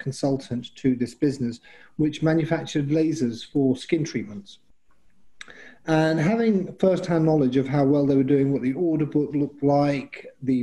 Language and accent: English; London, United Kingdom; moved away; I'm from London originally